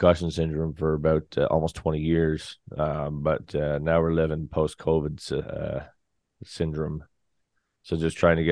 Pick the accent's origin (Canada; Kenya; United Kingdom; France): Canada; now in St. John's, Canada; I'm a Canadian country artist. I still play around the scene, of course, in St. John's